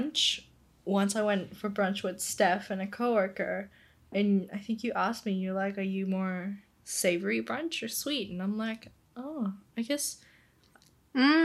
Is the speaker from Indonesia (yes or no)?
yes; Indonesia; I was born and raised in Indo, so I grew up with a lot of Indonesian food